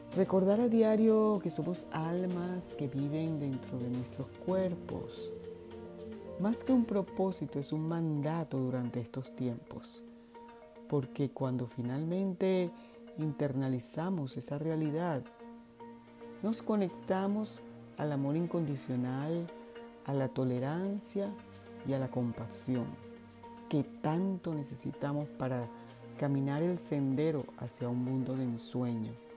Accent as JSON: {"language": "Spanish", "country": "Venezuela", "tie": "born or raised there", "moved": "yes", "said": "mi país de origen, Venezuela, el país donde nací, donde crecí, donde estudié"}